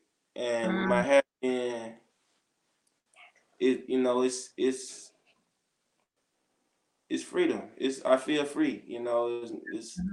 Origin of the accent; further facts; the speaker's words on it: Grenada, Mississippi, United States; in Mississippi, in my hometown